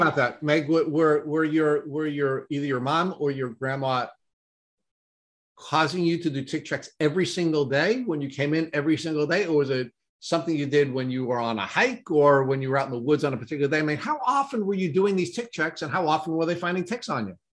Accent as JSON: {"language": "English", "town": "Brentwood", "region": "New York", "country": "United States", "tie": "born or raised there", "said": "I grew up in Brentwood and I graduated in 1981"}